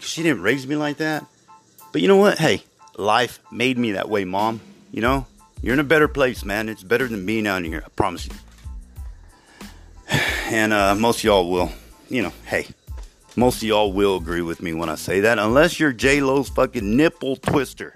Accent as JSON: {"language": "English", "town": "Ozona", "region": "Texas", "country": "United States", "tie": "born or raised there", "said": "growing up in West Texas, but in Ozona, Texas"}